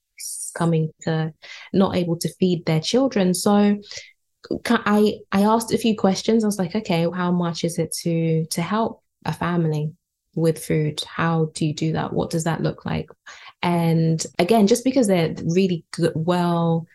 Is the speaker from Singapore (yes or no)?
no; United Kingdom; being born and raised here in the UK, I live in West London.